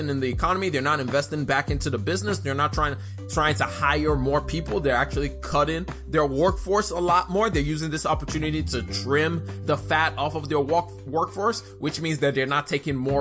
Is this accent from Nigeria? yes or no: yes; Nigeria; I'm Nigerian.